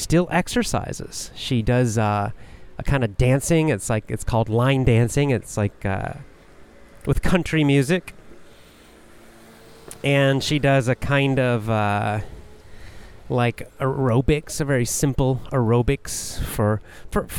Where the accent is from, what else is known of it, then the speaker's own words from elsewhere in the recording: the South, United States; now in Japan; I was raised in the South, in the United States